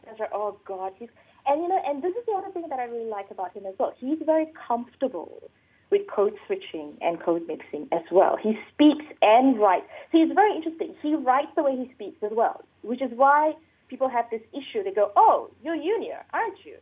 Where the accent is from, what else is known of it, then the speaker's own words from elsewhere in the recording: Malaysia; I'm Malaysian